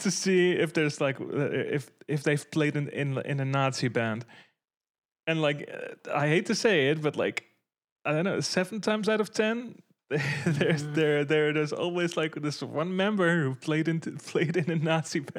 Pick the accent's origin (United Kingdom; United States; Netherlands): Netherlands; talking from the perspective of like the Dutch metal scene, obviously, because I'm from the Netherlands.